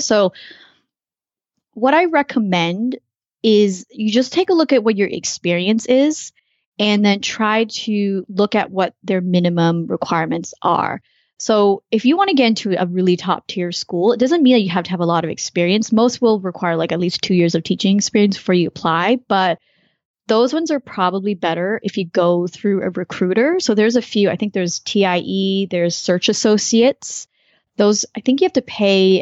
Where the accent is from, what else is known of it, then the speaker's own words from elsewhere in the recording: Canada; moved away as an adult; now in United States; I'm actually a Canadian living in the US, lived in a bunch of different countries